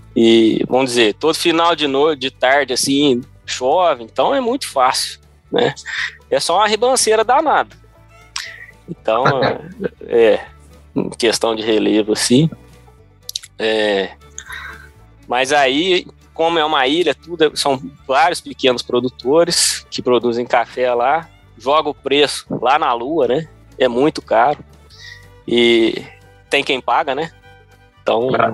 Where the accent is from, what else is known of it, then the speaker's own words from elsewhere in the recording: Brazil; also born or lived in Davis, California, United States; now in California, United States; quando eu tinha, um, sei lá, uns, uns 3, 4, 5 anos, a gente voltou para o Brasil